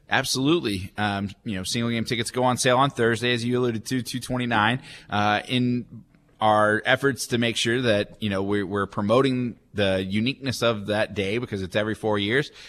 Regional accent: McKinney, Texas, United States; moved away as an adult; also born or lived in Amarillo; now in Wichita, United States; I grew up in McKinney, like I mentioned, it's about 36 miles north of Dallas

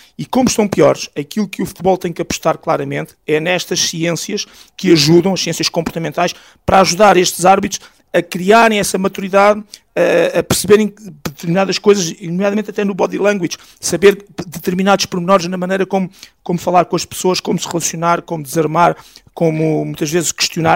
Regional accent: Alcainça, Lisbon, Portugal; aqui da minha terra, em Alcaínça

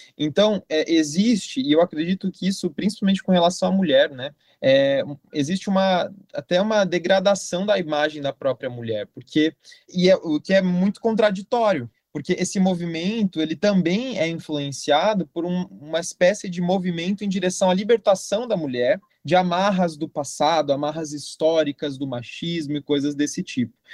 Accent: Jundiaí, São Paulo, Brazil; eu sou natural de Jundiaí, né? Moro em Jundiaí até hoje.

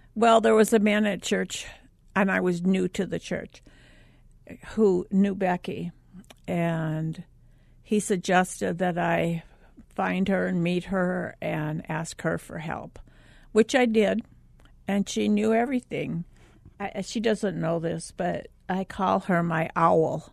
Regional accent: Minnesota, United States; I grew up in Minnesota

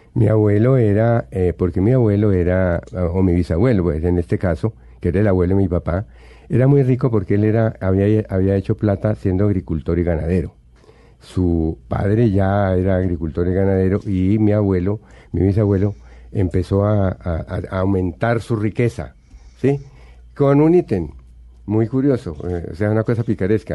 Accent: Buga, Valle del Cauca, Colombia; moved away; also born or lived in Bogotá / Medellín; Me crié en Buga, no ejerzo como bugueño, pero sí tengo todos maravillosos recuerdos de mi vida allá.

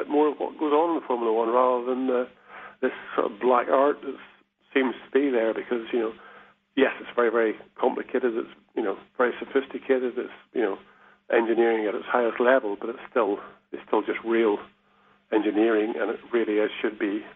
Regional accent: Ireland; moved away as an adult; also born or lived in England; I lived in Ireland. I was born in Ireland. When I was 20 years old, I decided to go off

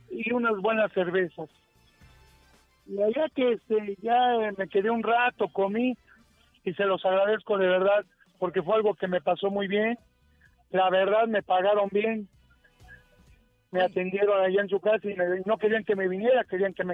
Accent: Mexico City, Mexico; Yo soy de la Gustavo Madero.

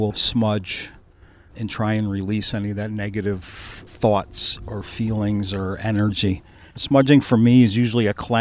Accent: Niantic, Connecticut, United States; I grew up in Nyanic.

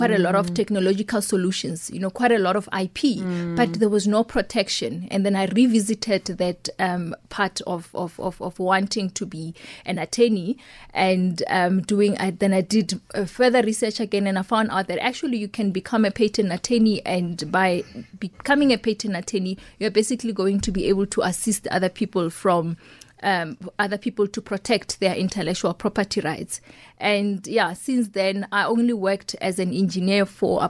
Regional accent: Pretoria, Gauteng, South Africa; growing up in Mamelodi

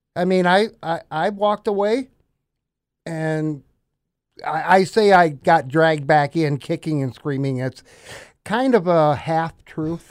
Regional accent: Des Moines, Iowa, United States; moved away; I was born in Des Moines

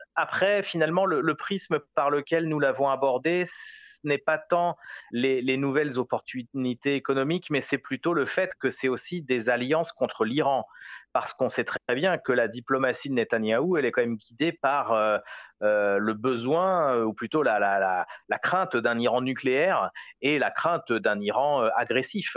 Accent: France; moved away as an adult; now in Jerusalem, Israel; je suis français attaché à mon pays

